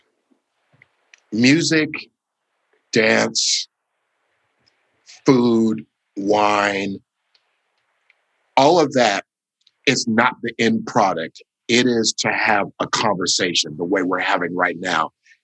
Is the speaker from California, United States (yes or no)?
yes; Los Angeles, California, United States; I was born in a little village called Los Angeles, California